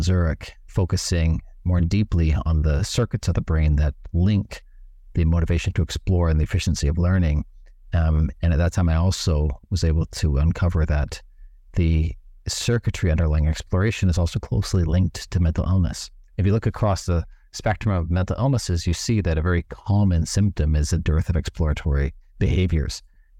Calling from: Bali, Indonesia; I'm calling in from an island known as Bali in Indonesia, which is close to the headquarters of our company in Singapore.

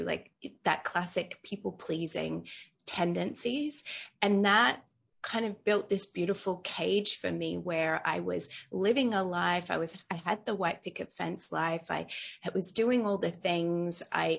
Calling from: Bali, Indonesia; Yeah, so I'm joining you from Bali in Indonesia, so all the way across the world.

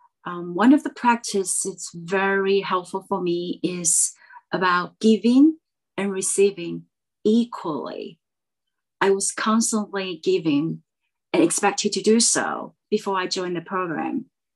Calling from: Taiwan; I am Zooming in from Taiwan.

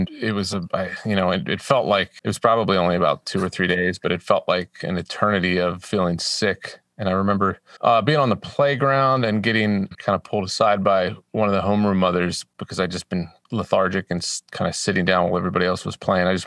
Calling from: Madison, Tennessee, United States; Madison, Tennessee, just north of Nashville.

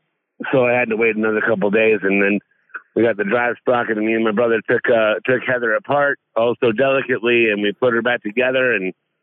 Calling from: Bloomington, Minnesota, United States; I am currently in Bloomington, Minnesota.

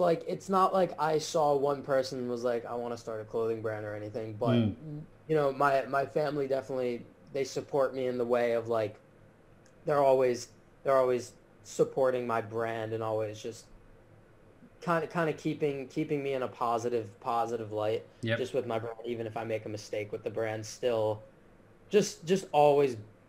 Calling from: Miami, Florida, United States; I'm calling in from my apartment in Miami. I currently attend the University of Miami, so I live off campus right now

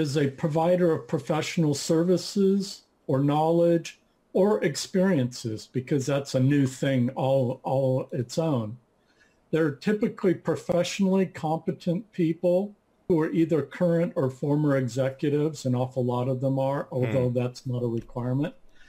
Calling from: Napa, California, United States; Thank you, and I'm joining you from Napa, California.

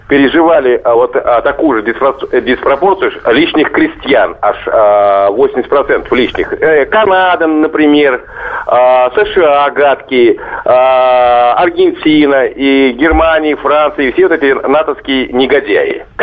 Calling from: Saratov, Saratov Oblast, Russia; Да, я из Саратова, алло.

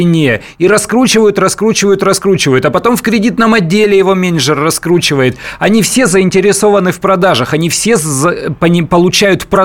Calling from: Perm, Perm Krai, Russia; Здравствуйте, город Пермь.

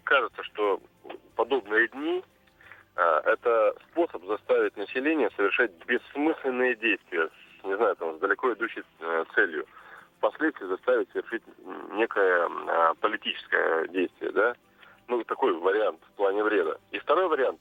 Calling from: Krasnoyarsk, Krasnoyarsk Krai, Russia; А я звоню из Красноярска

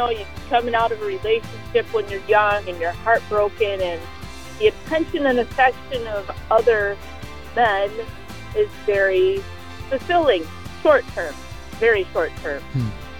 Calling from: Medina, New York, United States; I'm calling from Medina, New York.

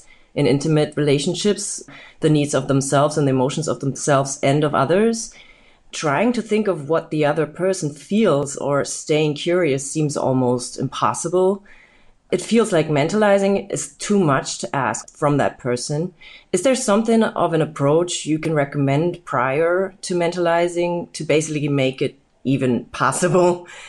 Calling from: Berlin, Germany; I'm listening in from Berlin, Germany, and find them very insightful.

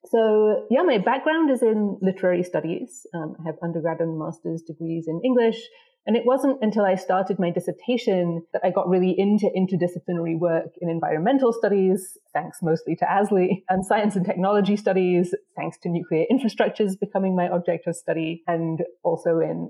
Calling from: Virginia, United States; I'm calling in from Manahoac land in Northern Virginia

